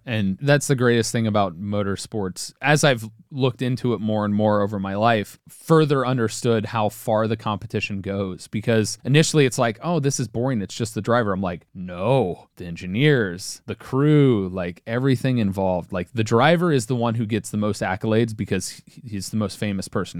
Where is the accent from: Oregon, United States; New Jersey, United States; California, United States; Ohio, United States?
Ohio, United States; Cincinnati; I'm from Cincinnati, Ohio, and I'm German, not French.